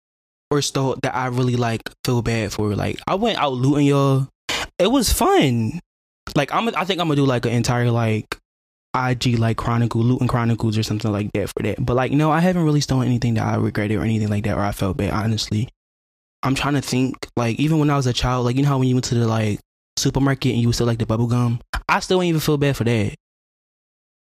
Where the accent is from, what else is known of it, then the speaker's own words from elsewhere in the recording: Philadelphia, Pennsylvania, United States; I'm from North Philly